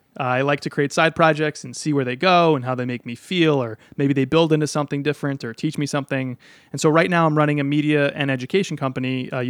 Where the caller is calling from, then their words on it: Cambridge, Massachusetts, United States; I live in Cambridge, Massachusetts, just over the river from Boston.